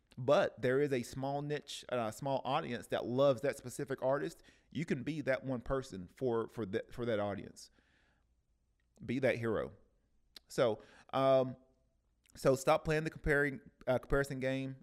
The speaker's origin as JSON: {"language": "English", "town": "Cleveland", "region": "Tennessee", "country": "United States", "tie": "born or raised there", "moved": "yes", "lives_now": "Oceanside, United States", "said": "in Cleveland, Tennessee, uh, which is my hometown"}